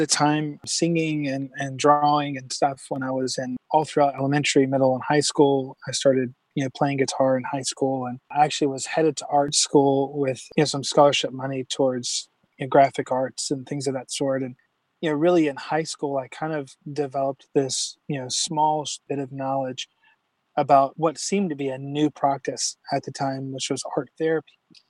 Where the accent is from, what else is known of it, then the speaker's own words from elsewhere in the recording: South Carolina, United States; South Carolina is a wonderful place, a beautiful place. You know, much different, obviously, than the West Coast in so many ways. But definitely a good hometown kind of vibe was what we were raised in.